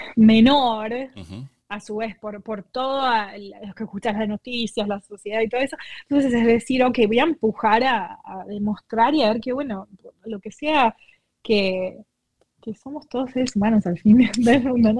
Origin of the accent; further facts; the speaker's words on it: Argentina; moved away; yo soy de Argentina